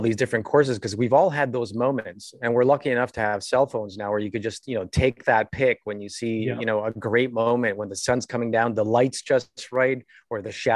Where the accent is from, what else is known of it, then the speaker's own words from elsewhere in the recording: Canada; We're both Canadian